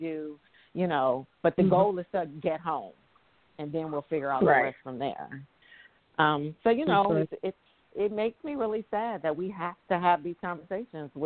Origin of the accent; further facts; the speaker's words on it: San Francisco, California, United States; I'm from the Bay Area. I'm from San Francisco.